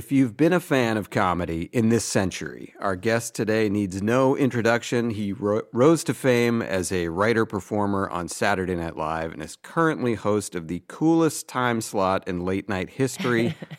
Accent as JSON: {"language": "English", "town": "Weston", "region": "Massachusetts", "country": "United States", "said": "Goldie and I are both from suburban Boston."}